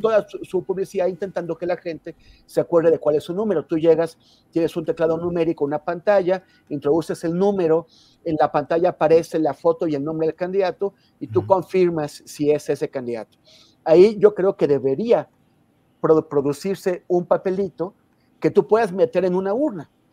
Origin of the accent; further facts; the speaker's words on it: Mexico; como mexicano